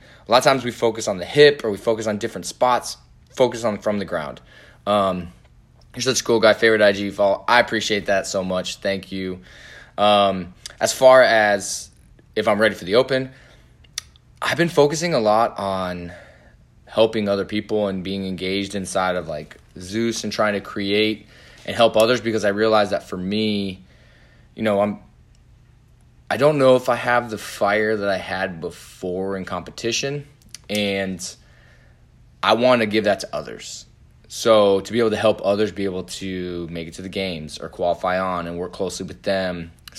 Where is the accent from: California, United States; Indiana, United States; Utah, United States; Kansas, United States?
Indiana, United States; I'm from Indiana.